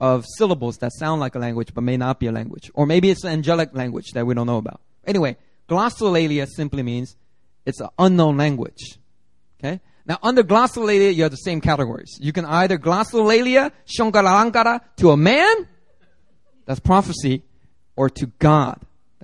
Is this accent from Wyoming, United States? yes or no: no; Philadelphia, Pennsylvania, United States; when I was growing up in Philly